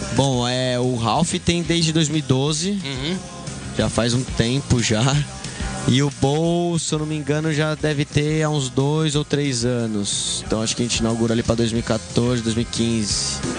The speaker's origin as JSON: {"language": "Portuguese", "region": "São Paulo", "country": "Brazil", "tie": "born or raised there", "said": "é um lugar que eu podia sair na rua quando criança, andava de bicicleta, andava de skate"}